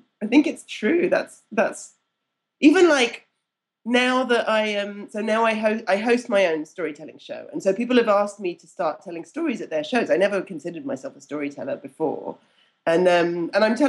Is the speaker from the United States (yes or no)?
no; United Kingdom; being British